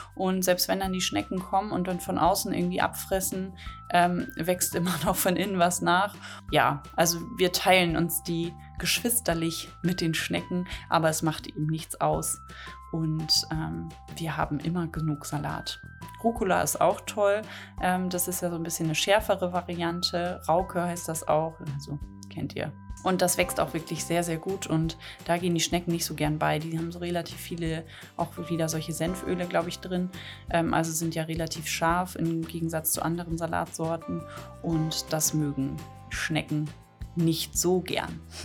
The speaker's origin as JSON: {"language": "German", "area": "the North", "region": "Northern Germany", "country": "Germany", "said": "Schnippelbohnen, sagt man bei uns im Norden"}